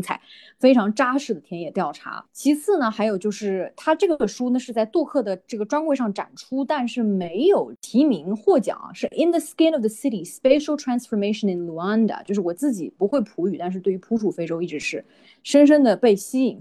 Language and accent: Chinese; China; moved away; 我们在中国成长的，中国接受，算是这种，呃，义务教育吧，成长起来本科，本科也是在国内读的